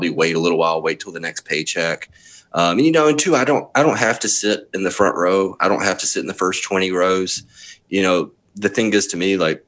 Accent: Jackson, Mississippi, United States; moved away as an adult; also born or lived in Tupelo, Mississippi / Memphis, Tennessee; I was born and spent the first 26 years of my life in Mississippi

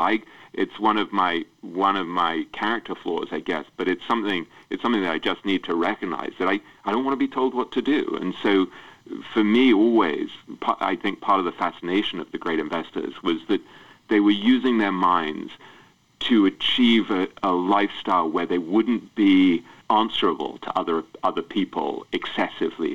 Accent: England, United Kingdom; I grew up in England

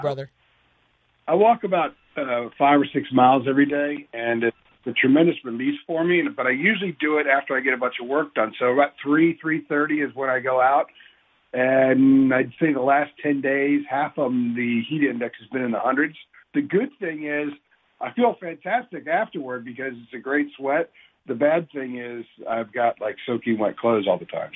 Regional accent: Northern Virginia, United States; also born or lived in California; I was born in California, but I was raised in Northern Virginia.

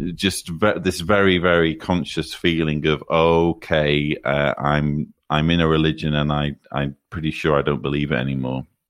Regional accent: near Manchester, North West England, United Kingdom; I grew up, uh, in northern England, not far from Manchester

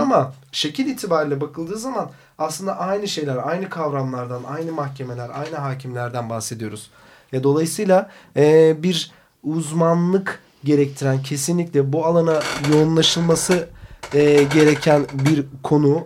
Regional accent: Black Sea Region, Turkey; bir Karadeniz çocuğuyum

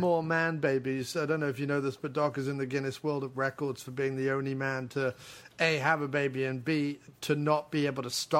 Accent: Mexico; Just like we used to do it when I grew up in Mexico.

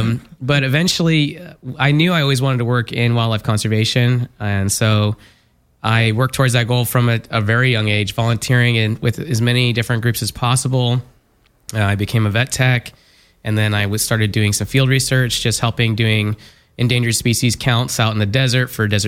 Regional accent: Southern California, United States; I'm from Southern California

